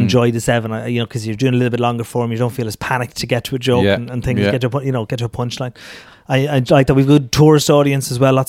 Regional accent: Tullamore, County Offaly, Ireland; No, I'm an Offaly man. I'm from Tullamore.

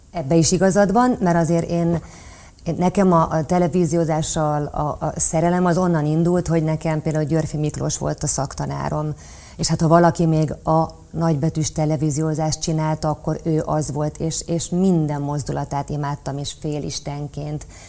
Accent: Celldömölk, Vas, Hungary; moved away; én nagyon vidéki lány vagyok, Celdömökről jöttem, kisváros

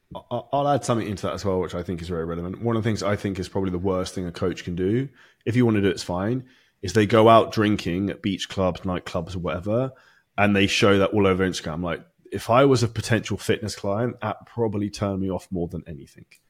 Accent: United Kingdom; I'm British

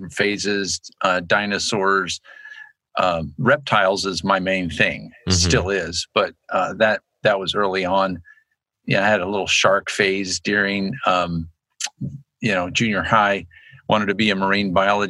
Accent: Annapolis, Maryland, United States; also born or lived in Lynchburg, Virginia; now in Moscow, United States; growing up in Annapolis, Maryland

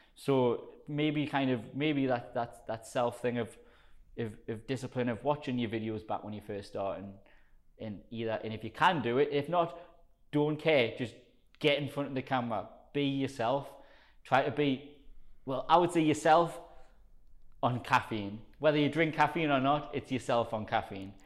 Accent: South Shields, North East England, United Kingdom; accent: Geordie; like a strong Geordie accent. Um, so I'm from South Shields, which is in between Newcastle and Sunderland.

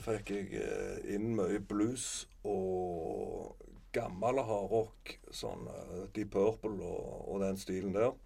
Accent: Sandnes, Rogaland, Norway; also born or lived in Reve / Klepp stasjon; Jeg er fra Sandnes, eh, men jeg har bodd Etter mor og far ble skilte, så bodde jeg òg noen år på Reve. Og på Klepp stasjon. Mm. men mest i Sandnes, da.

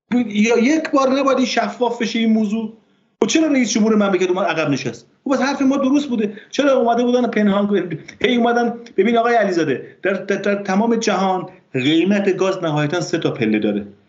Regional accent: border village near Azerbaijan, Namin county, Ardabil Province, Iran; من به عنوان کسی که در روستا نقطه صفر مرزی بزرگ شدم

